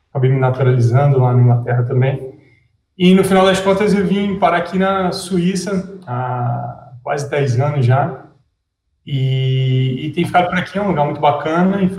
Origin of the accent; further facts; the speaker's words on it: Rio de Janeiro, Brazil; born there; moved away as an adult; Cara, eu é, nasci no Rio, mas é, meu pai da Força Aérea, eu acabei visitando vários, vários lugares, morando em vários lugares no Brasil.